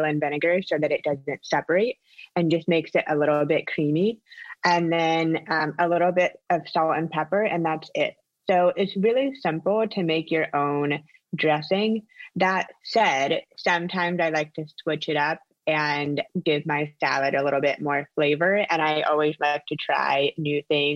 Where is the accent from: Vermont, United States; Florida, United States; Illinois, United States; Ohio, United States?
Florida, United States; Orlando; also born or lived in Palm Beach / Los Angeles; I am from Orlando, born and raised